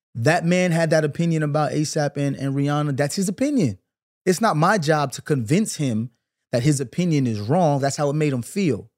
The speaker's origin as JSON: {"language": "English", "town": "New York City", "region": "New York", "country": "United States", "said": "I'm from Brooklyn. I grew up in the nineties"}